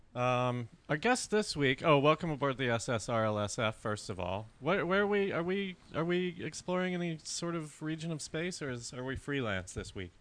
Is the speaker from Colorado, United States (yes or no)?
yes; Colorado, United States; growing up in Colorado